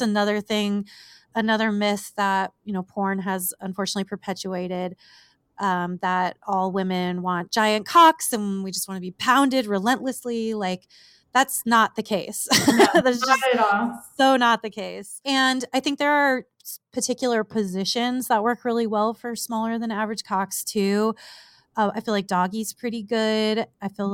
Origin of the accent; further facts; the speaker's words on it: southern California, United States; moved away as an adult; now in Las Vegas, United States; i have grown up and spent my entire life just about like in the the desert of southern california